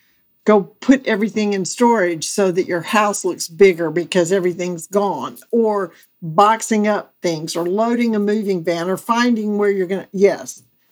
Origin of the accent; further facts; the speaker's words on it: Mississippi, United States; also born or lived in Alabama / Georgia / Florida; now in North Carolina, United States; Yes, I tell people I'm from South America, meaning I lived in, born and raised in Mississippi, then I lived in Alabama, and then Georgia, and then Florida.